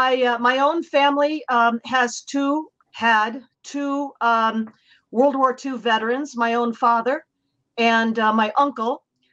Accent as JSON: {"language": "English", "town": "Cleveland", "region": "Ohio", "country": "United States", "tie": "born or raised there", "moved": "yes", "said": "I grew up in Cleveland, Ohio, where I still have family and high school and college girlfriends."}